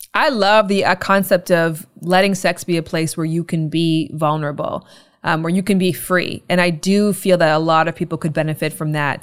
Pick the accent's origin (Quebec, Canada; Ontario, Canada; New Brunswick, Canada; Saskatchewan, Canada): Ontario, Canada; Toronto; I'm from Canada and I'm from Ontario specifically, Toronto more specifically